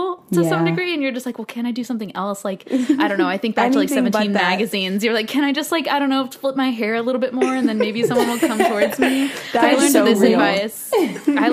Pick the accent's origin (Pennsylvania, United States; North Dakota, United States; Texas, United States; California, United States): California, United States; Orange County; moved away as an adult; now in New York, United States; I grew up in Orange County, California.